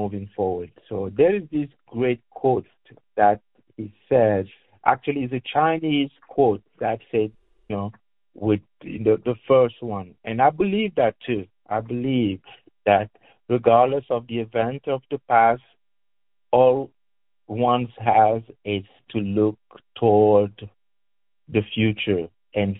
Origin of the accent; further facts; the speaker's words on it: Cameroon; now in Louisville, United States; I am originally from Cameroon, which is the West Africa, technically